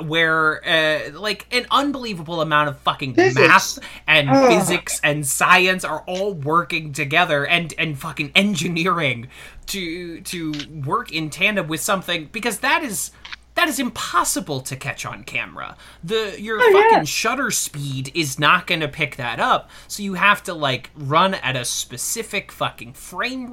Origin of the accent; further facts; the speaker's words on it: St. Louis, Missouri, United States; now in New York, United States; my hometown of St. Louis